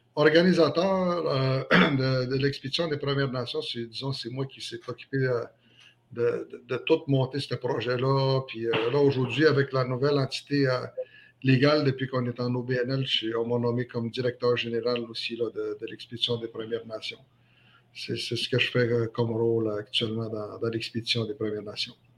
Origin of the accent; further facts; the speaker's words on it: Manawan, Quebec, Canada; now in La Tuque, Canada; je suis natif de la, communauté Atikamekw de Manouane. Je suis né à Manouane, mais je réside actuellement ici à la TUC